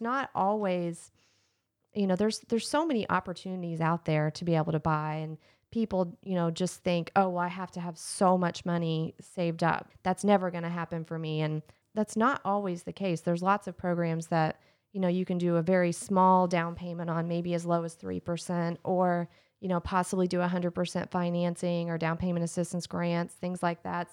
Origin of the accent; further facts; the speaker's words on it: Lexington, Kentucky, United States; I was born in Lexington, um, I was born at UK Hospital